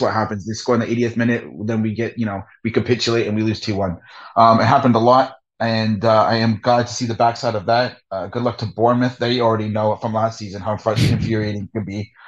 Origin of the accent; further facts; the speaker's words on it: Hamilton, Ontario, Canada; also born or lived in England; I am from Hamilton, Ontario, Canada